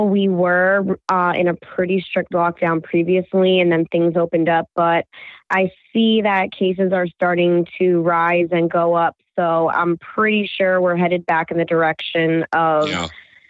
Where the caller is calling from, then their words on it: New York, United States; I'm calling from New York.